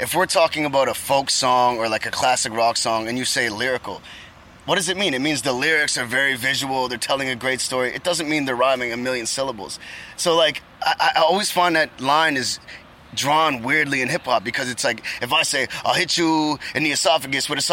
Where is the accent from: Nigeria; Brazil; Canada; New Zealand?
Canada; Halifax, Nova Scotia; I'm from Canada